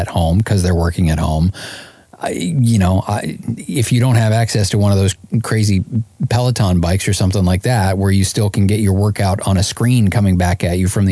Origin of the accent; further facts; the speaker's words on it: Canada; I'm Canadian